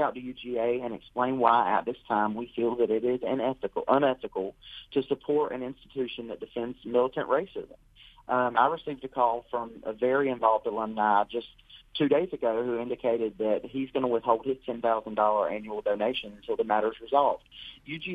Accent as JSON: {"language": "English", "area": "Bahia", "region": "Georgia", "country": "United States", "tie": "born or raised there", "moved": "as an adult", "lives_now": "Washington, D.C., United States", "said": "I grew up in Bahia"}